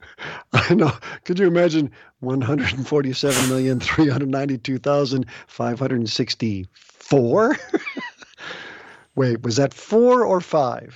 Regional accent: Des Plaines, Illinois, United States; now in West Des Moines, United States; I grew up near Des Plaines

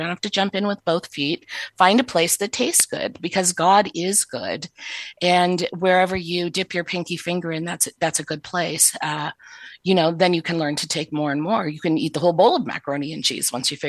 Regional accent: the North, United States; I'm from the North too

